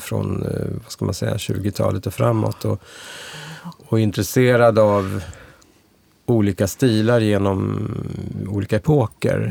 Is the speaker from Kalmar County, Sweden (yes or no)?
no; Stockholm, Stockholm County, Sweden; jag är född och uppvuxen i Stockholm